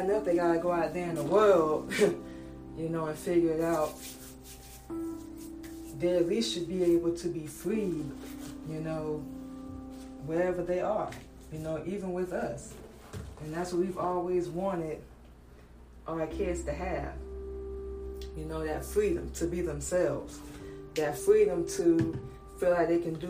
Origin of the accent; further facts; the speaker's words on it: Florida, United States; moved away as an adult; also born or lived in Georgia; now in Atlanta, United States; moving from Georgia to Florida, growing up in Florida